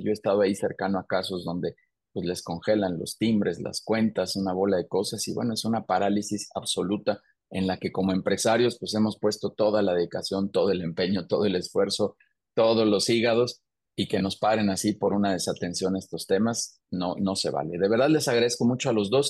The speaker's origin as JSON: {"language": "Spanish", "country": "Mexico", "said": "yo soy mexicano"}